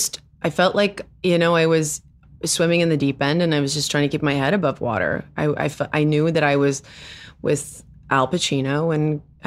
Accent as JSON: {"language": "English", "country": "South Africa", "first_language": "Afrikaans", "second_language": "English", "lives_now": "United States", "said": "Well, I was raised in with Afrikaans as my first language."}